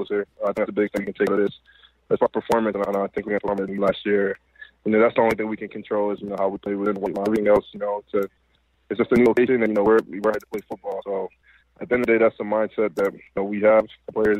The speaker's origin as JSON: {"language": "English", "town": "Washington", "region": "District of Columbia", "country": "United States", "also_born_or_lived": "Atlanta, Georgia / Nigeria", "moved": "as an adult", "lives_now": "Los Angeles, United States", "said": "I was originally from Washington, D.C., and I went to school in Atlanta."}